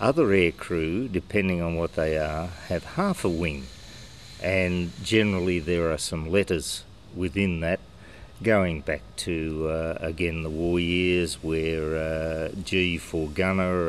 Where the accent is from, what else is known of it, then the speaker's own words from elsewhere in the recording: Australia; also born or lived in Germany; And we wound up in Germany, where I was born, and then, because we were refugees, wound up in Australia in 1950.